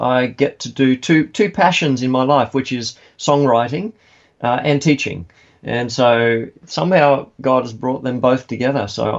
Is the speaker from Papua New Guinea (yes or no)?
yes; Papua New Guinea; now in Australia; I was born and brought up in Papua New Guinea, yeah.